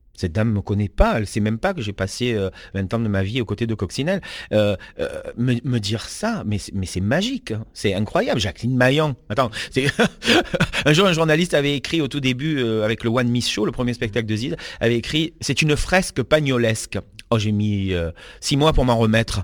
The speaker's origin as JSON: {"language": "French", "area": "the South", "region": "south of France", "country": "France", "said": "moi je suis du Sud"}